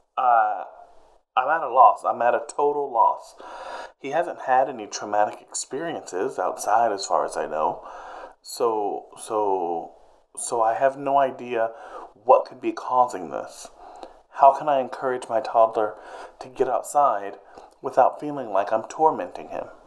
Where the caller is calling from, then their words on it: Atlanta, Georgia, United States; calling from Atlanta, Georgia